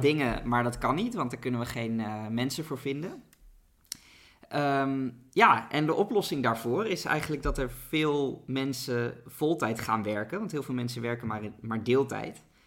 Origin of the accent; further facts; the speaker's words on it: Netherlands; Als Nederlanders hebben we